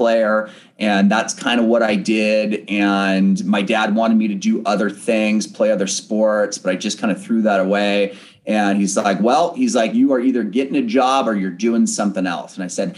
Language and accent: English; Bellevue, Washington, United States; also born or lived in San Diego, California; I am originally from Bellevue, Washington. That is where I am born and raised